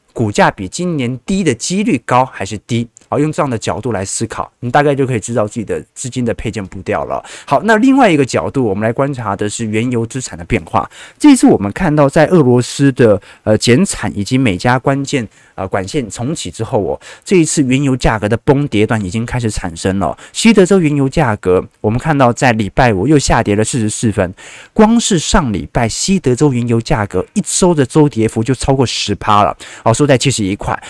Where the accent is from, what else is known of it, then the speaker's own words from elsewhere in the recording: Taipei, Taiwan; 我平时都在万华分局里面长大的